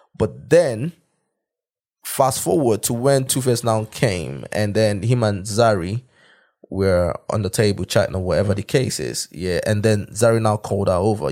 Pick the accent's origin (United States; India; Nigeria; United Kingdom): Nigeria; moved away; being a Nigerian